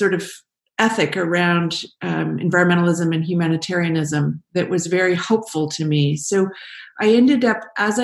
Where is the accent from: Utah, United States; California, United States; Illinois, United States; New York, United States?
California, United States; I grew up in California